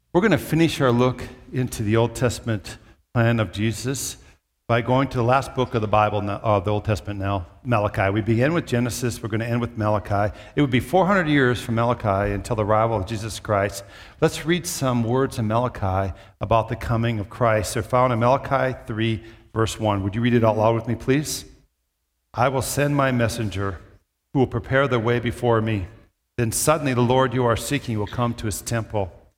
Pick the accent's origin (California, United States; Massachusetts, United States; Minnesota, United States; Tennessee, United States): Minnesota, United States; moved away; also born or lived in southern Iowa / Brookings, South Dakota; I grew up in Minnesota